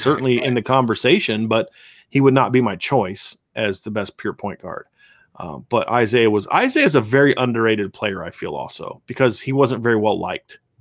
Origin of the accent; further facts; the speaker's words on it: Virginia, United States; I'm from Virginia